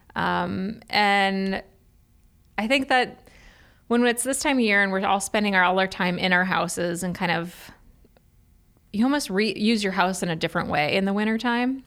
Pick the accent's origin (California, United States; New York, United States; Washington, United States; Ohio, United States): Ohio, United States; Cleveland; now in Columbus, United States; I'm from Cleveland